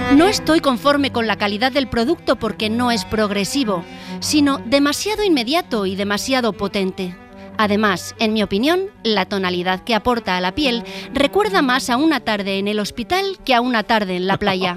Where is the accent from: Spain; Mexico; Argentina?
Spain; los españoles, que vamos de frente como las cabras